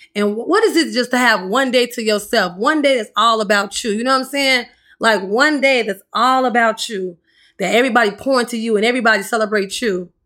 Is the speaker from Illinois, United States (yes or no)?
yes; Chicago, Illinois, United States; I'm from the South Side of Chicago